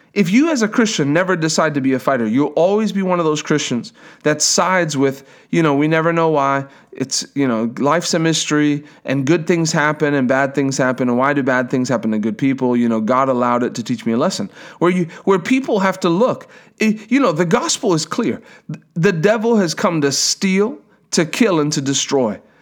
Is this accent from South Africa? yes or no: yes; South Africa; I'm from South Africa